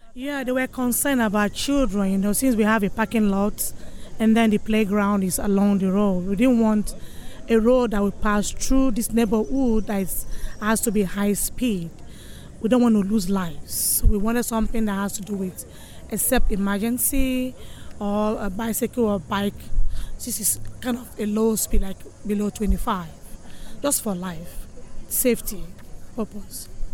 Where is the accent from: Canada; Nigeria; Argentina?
Nigeria; also born or lived in Bayview, Madison, United States; now in Madison, United States; I'm from originally from Nigeria, Africa